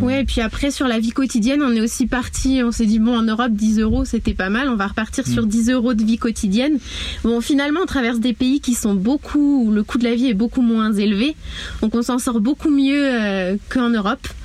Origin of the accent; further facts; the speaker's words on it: Mayenne, Pays de la Loire, France; moved away as an adult; also born or lived in Guadeloupe; je suis originaire de la Mayenne